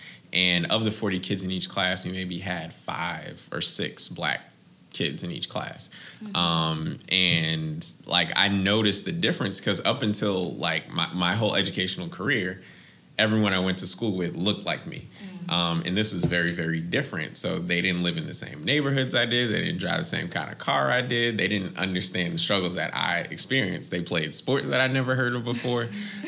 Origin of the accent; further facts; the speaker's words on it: Boston, Massachusetts, United States; I am originally from Boston, Massachusetts. That's where I was born and raised. Both my parents are immigrants, so I don't have a Boston accent